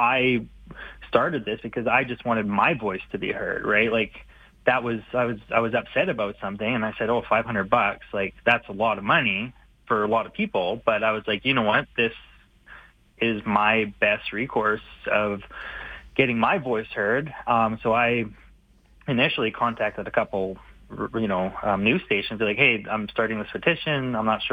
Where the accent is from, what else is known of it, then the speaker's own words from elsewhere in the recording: Vernon, British Columbia, Canada; now in Calgary, Canada; I was born in Vernon, BC